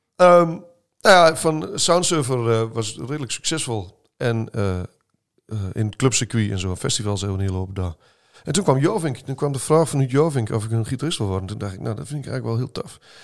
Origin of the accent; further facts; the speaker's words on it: Heino, Overijssel, Netherlands; accent: Sallands; also born or lived in Olst; toen ik in jaar 4 was, verhuisd naar, uh, naar Heino. Dus ik ben echt overgehuurd in Heino